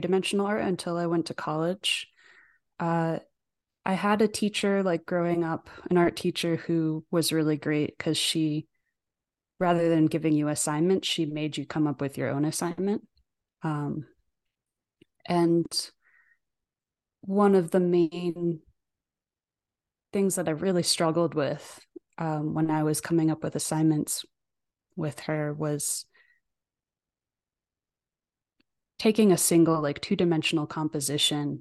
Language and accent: English; New Fairfield, Connecticut, United States; also born or lived in Ireland; now in Denver, United States; I was born in New Fairfield, Connecticut, or actually technically Danbury, Connecticut